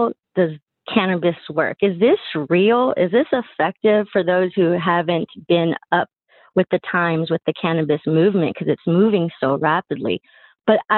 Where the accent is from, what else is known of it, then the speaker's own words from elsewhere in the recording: Texas, United States; Born and raised in Texas